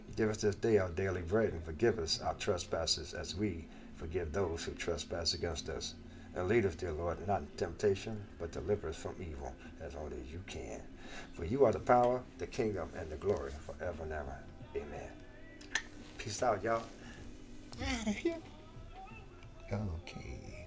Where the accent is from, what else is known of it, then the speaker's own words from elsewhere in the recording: United States; as African American people